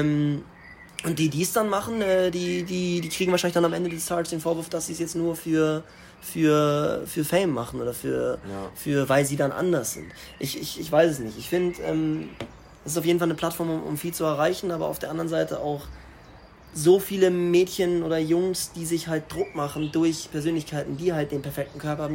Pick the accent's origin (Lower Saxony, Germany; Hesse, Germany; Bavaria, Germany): Bavaria, Germany; Starnberg; ich komme aus Starnberg